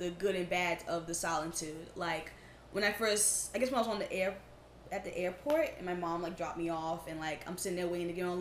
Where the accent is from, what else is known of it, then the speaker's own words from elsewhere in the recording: United States; I did not want to stand out as an American